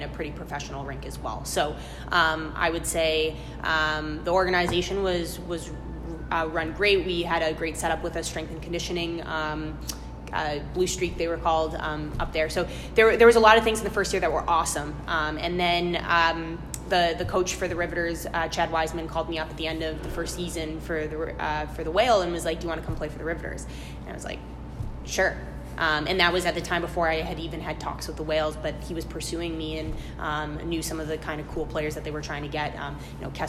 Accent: Canada; moved away as an adult; also born or lived in New Jersey; now in Boston, United States; I'm Canadian.

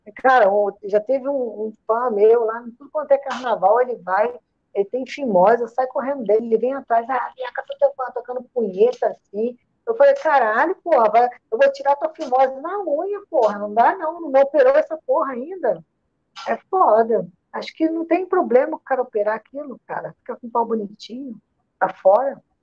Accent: Rio de Janeiro, Brazil; accent: Rio de Janeiro; also born or lived in Maceió, Alagoas; Sotaque de, de, do Rio de Janeiro. Mas só que eu não sou é... carioca, não, tá? Eu, eu não sou carioca, não. Sou alagoana, nasci em Maceió, sou criada no Rio de Janeiro

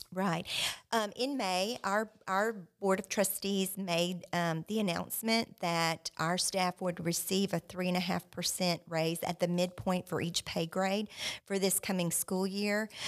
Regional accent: South Louisiana, United States; now in Joshua, United States; I grew up in South Louisiana

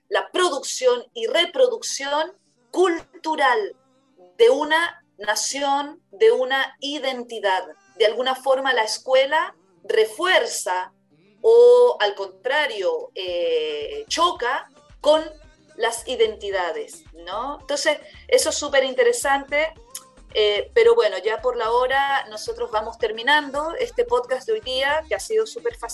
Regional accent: Chile; ¿Por qué en Chile tenemos un acento que no es el argentino, por ejemplo

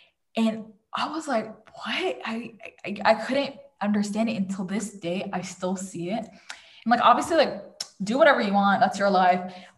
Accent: Saudi Arabia; moved away; I grew up with never hearing about things like this. I came from Saudi, right? From Saudi to over here.

